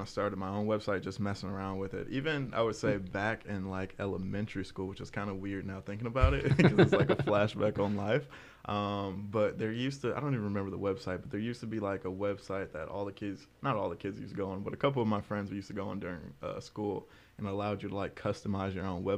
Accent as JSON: {"language": "English", "town": "Detroit", "region": "Michigan", "country": "United States", "tie": "born or raised there", "also_born_or_lived": "Ohio", "lives_now": "Lansing, United States", "said": "I'm originally from Detroit, okay. West side of Detroit. That's where I grew up pretty much my whole life until fifth grade. I was a little bit back and forth in Ohio, too."}